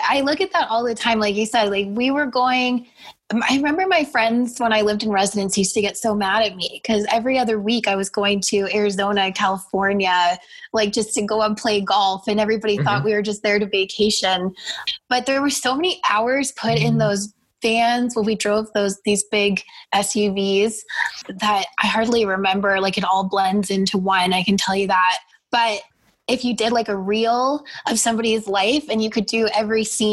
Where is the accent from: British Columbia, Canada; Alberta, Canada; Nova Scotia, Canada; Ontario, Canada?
Nova Scotia, Canada; growing up in Nova Scotia and playing on such a windy golf course